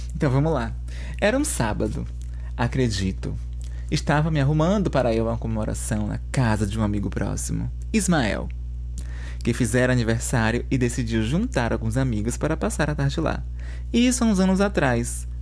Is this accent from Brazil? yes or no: yes; Bahia, Brazil; moved away; vindo de onde eu vim, da Bahia